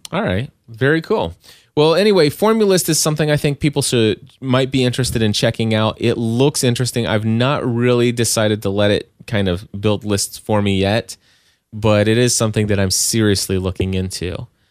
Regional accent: Kentucky, United States; I'm from Kentucky

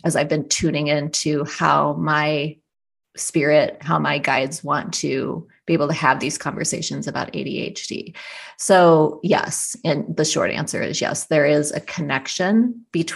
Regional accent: South Dakota, United States; my family had a very, very rustic cabin in the Black Hills where I grew up in South Dakota

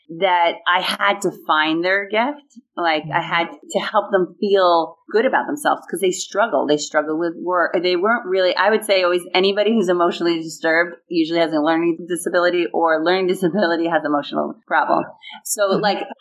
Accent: Huntington, New York, United States; moved away; I am actually in my hometown where I grew up in Huntington, Long Island, New York

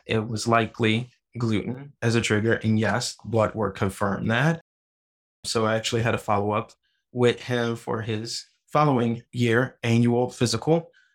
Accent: New Orleans, Louisiana, United States; I'm originally from New Orleans, Louisiana, and my dad is a huge cook

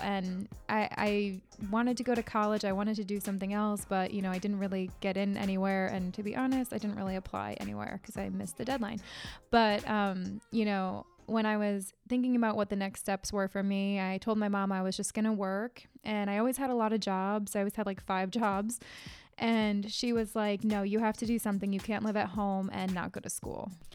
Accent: Connecticut, United States; I'm from Connecticut, born and raised here

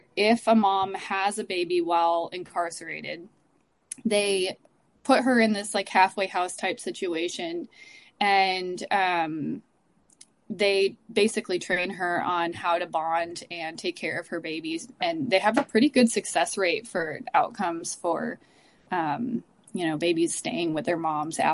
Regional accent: Upstate New York, United States; moved away as an adult; also born or lived in Dallas, Texas / Houston, Texas; now in Texas, United States; I was born and raised in New York until I turned 18

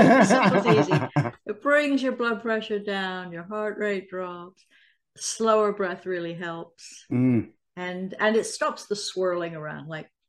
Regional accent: Salisbury, South West England, United Kingdom; now in United States; I am a former doctor. I'm originally from Salisbury, the UK, but I've lived in the States for a long, long time, as you can probably tell from my accent.

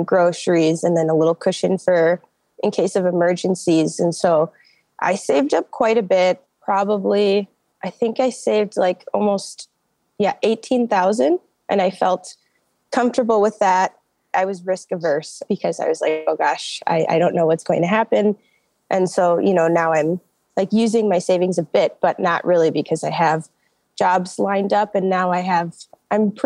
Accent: Minneapolis, Minnesota, United States; I'm from Minneapolis

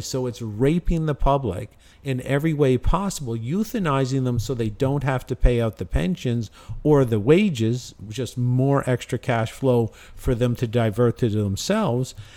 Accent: Canada; moved away; I've lived there for fifty-one years I've lived in Canada

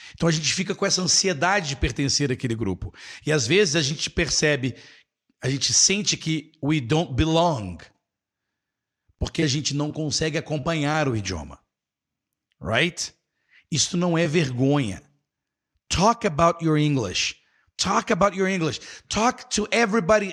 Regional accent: Brazil; Nós aqui brasileiros

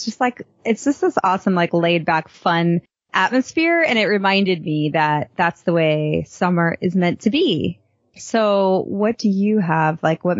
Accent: Boston, Massachusetts, United States; also born or lived in Chicago; as a kid, I grew up in Boston and Chicago, where the summers were the time we had good weather. So when I moved to Texas, I really struggled with it

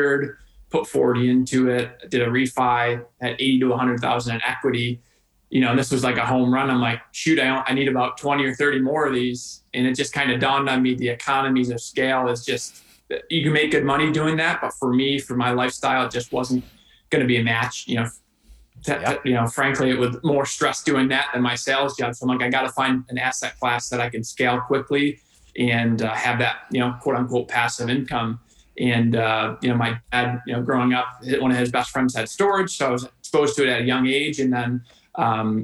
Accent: Rochester, New York, United States; Born and raised in Rochester, New York.

